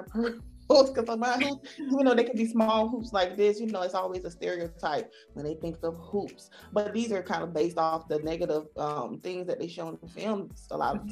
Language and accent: English; the South, United States; accent: Southern; I'm from the South. I do have an accent